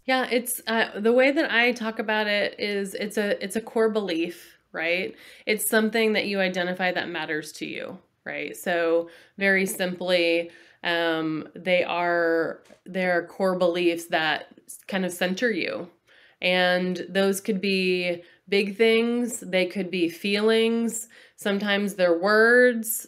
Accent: Texas, United States; also born or lived in Massachusetts; I was born in Massachusetts, which is back east, um, and then I grew up in Texas

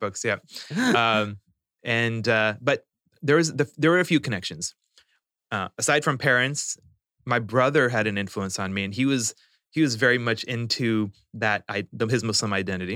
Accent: Spokane, Washington, United States; also born or lived in New Orleans / Houston / Saudi Arabia; growing up in Spokane

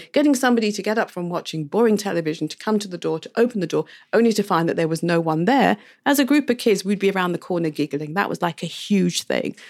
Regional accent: England, United Kingdom; now in Barbados; when I was growing up in the U K.

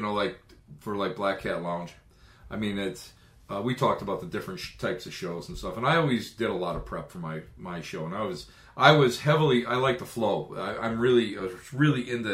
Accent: Buffalo, New York, United States; we're all from Buffalo

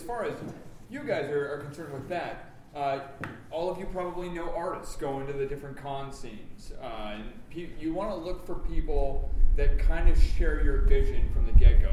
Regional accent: South Dakota, United States; I'm from the Midwest. I'm from South Dakota.

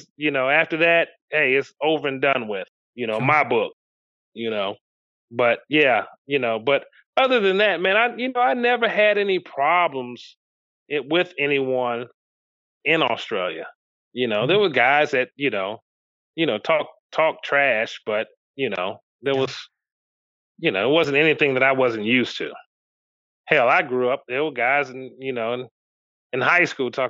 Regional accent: Memphis, Tennessee, United States; I grew up in Memphis

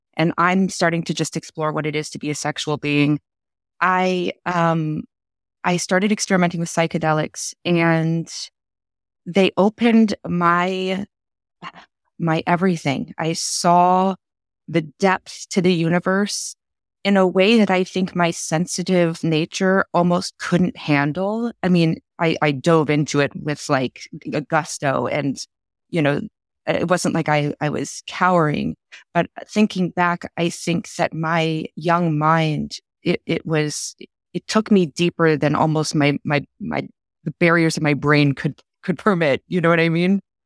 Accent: Texas, United States; I grew up in Texas

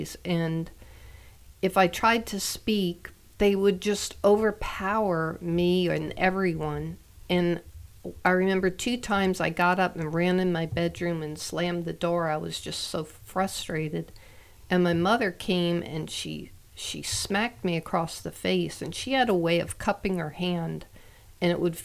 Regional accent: Long Island, New York, United States; I grew up on Long Island, New York, in a little town

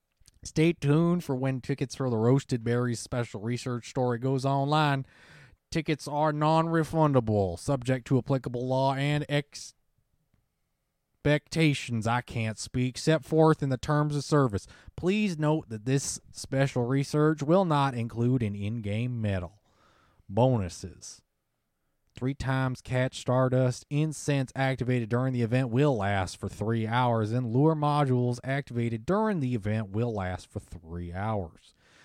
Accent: Kentucky, United States; born there; I was born in Kentucky, man. I have just the slightest amount of Southern in me.

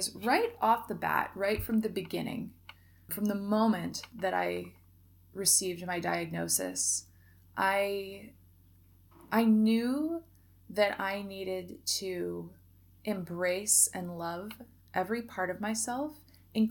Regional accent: Oregon, United States; moved away as an adult; also born or lived in Mexico; right here in my hometown

